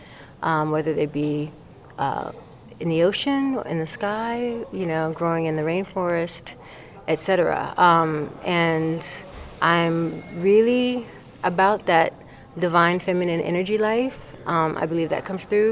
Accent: Maryland, United States; also born or lived in Tulsa, Oklahoma; now in Brooklyn, New York, United States; I grew up in Maryland.

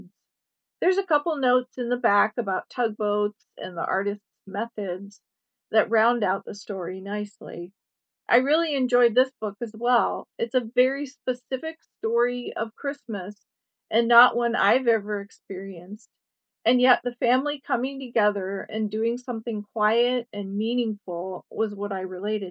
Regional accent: California, United States; now in Midwest, United States; I grew up in California

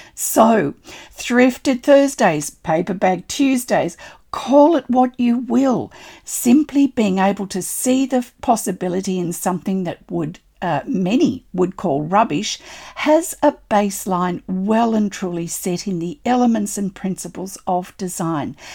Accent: Australia; I'm an Australian textile artist

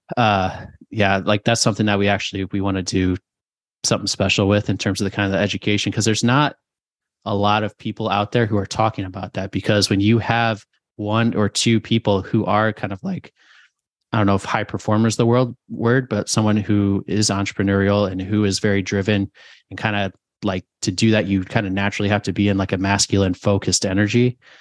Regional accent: New Jersey, Connecticut, Northeast, United States; moved away as an adult; also born or lived in South Carolina / Phoenix, Arizona; we're from the Northeast, New Jersey, Connecticut.

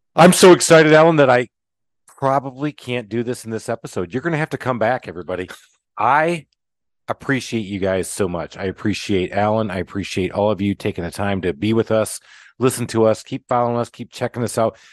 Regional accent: Michigan, United States; now in Atlanta, United States; I'm in Atlanta, Georgia, and I grew up in Michigan

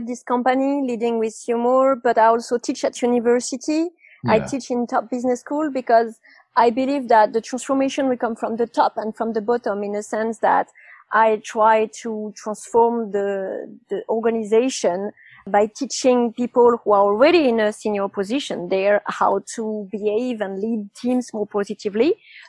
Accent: Nice, Provence-Alpes-Côte d'Azur, France; English is a second language; also born or lived in London; Yeah, I just moved back to Nice, which is my hometown. And I calculated that I moved in the last 20 years, I moved 20 times. I cheated a bit because I moved something like 10 times in London in 4 years.

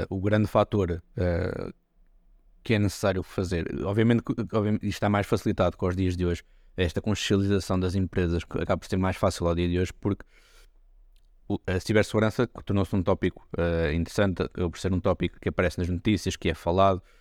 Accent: Portugal; como típico português, basicamente as empresas aguardam para serem atacadas

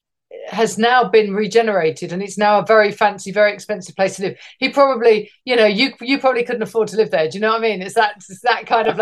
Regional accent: Hertfordshire, East of England, United Kingdom; Hertfordshire, just north of London, actually.

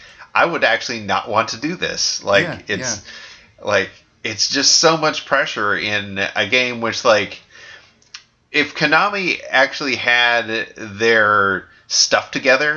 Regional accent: United States; as American

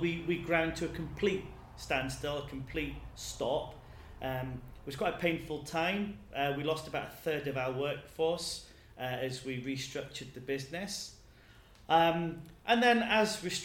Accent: England, United Kingdom; moved away as an adult; now in Edinburgh, United Kingdom; I'm originally from England

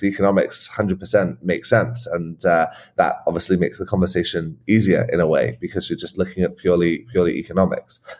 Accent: England, United Kingdom; moved away; also born or lived in Scotland; I grew up in England um, on a farm in a pretty rural area on the Welsh borders

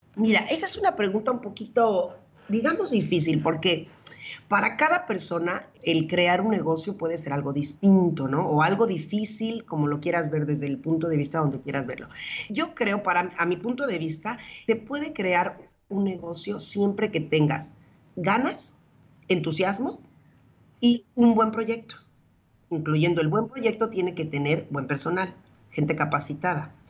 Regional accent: Mexico; moved away as an adult; also born or lived in Spain / Mexico City; now in Turin, Italy; mi país

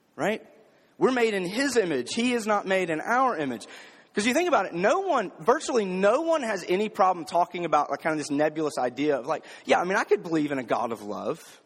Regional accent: the South, United States; growing up in the South, especially growing up in a predominantly black city

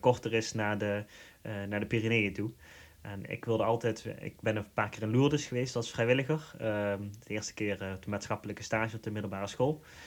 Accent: Limburg, Netherlands; accent: Limburg; Ik kom oorspronkelijk ook uit Limburg, dat we horen die waarschijnlijk aan mijn accent.

